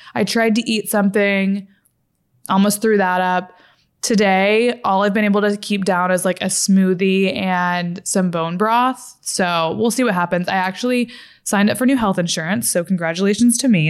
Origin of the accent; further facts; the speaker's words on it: Fort Worth, Texas, United States; moved away as an adult; also born or lived in Los Angeles, California; I'm from Fort Worth, Texas